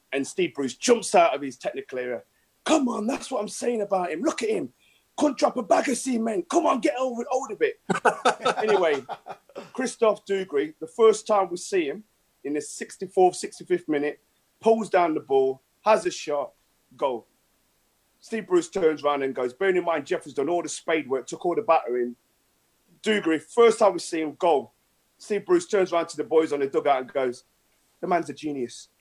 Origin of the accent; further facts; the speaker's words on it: Nottingham, East Midlands, United Kingdom; Nottingham. So I'm Nottingham born oh. and bred